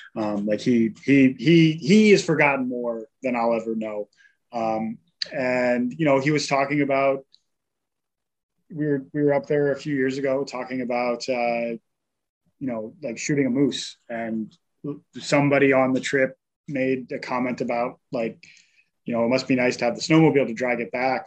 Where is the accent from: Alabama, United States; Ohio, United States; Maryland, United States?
Maryland, United States; I was born in Maryland